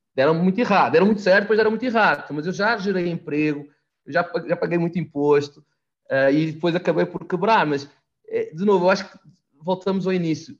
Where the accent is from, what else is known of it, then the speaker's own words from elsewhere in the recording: Portugal; moved away as an adult; also born or lived in Itu, Brazil; now in Brazil; sou português, com o sotaque muito mais carregado